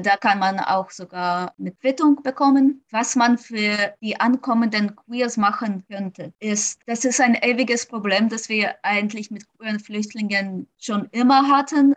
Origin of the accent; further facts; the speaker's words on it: Kharkiv, Kharkiv Oblast, Ukraine; now in Munich, Germany; komme aus Kharkiv, der Ukraine